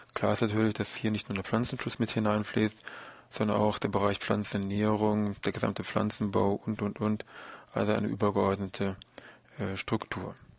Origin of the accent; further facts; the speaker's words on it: Germany; bei uns in Deutschland